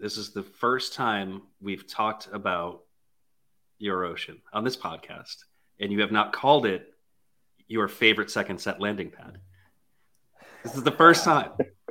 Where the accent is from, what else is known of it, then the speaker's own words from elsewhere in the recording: Connecticut, United States; when I was like a kid, I grew up in Connecticut